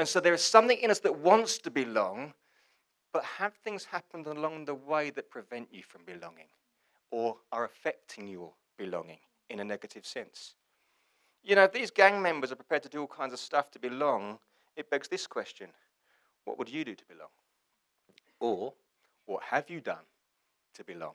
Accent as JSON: {"language": "English", "region": "England", "country": "United Kingdom", "said": "I'm English, it's a community, I belong to something"}